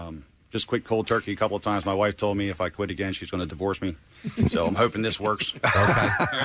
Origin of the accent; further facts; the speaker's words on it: Nottingham, Pennsylvania, United States; I'm from Nottingham, Pennsylvania.